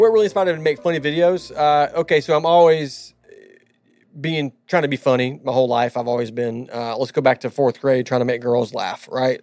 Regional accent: Southern California, United States; moved away; I was born in Southern California.

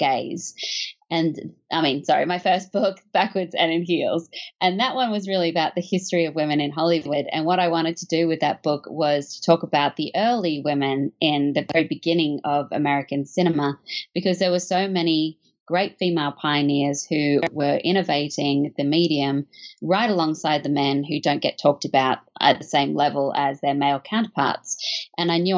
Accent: Australia; moved away; as you can probably tell from my accent, I'm not from America. I was born in Australia, where I grew up on a steady diet of classic films

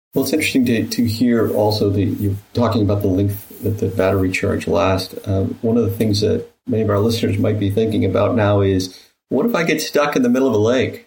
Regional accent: Michigan, United States; I grew up in in Michigan

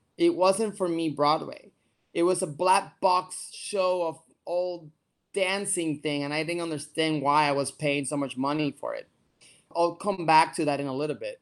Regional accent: Puerto Rico; moved away as an adult; also born or lived in New York City; I am from Puerto Rico, born and raised

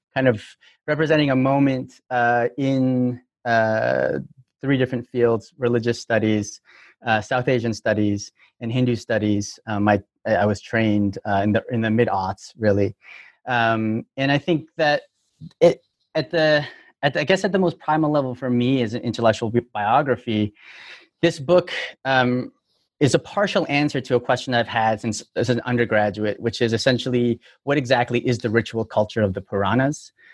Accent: Toronto, Ontario, Canada; moved away as an adult; now in United States; I'm from Toronto, but uh, I've been in the U.S. since 2005

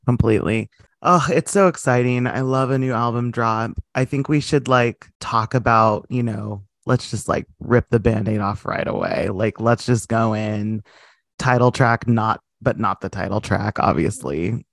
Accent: United States; as an American

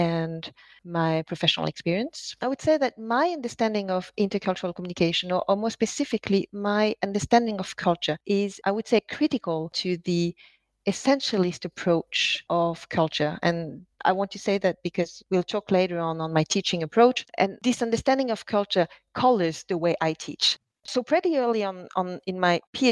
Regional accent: France; English is a second language; moved away; also born or lived in Norway; a French Chinese lady who has lived in Norway, speaking in a language that is, you know, on my side, not my mother tongue

